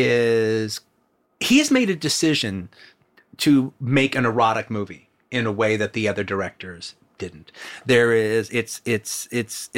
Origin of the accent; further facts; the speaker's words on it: South Bay, California, United States; we're from the South Bay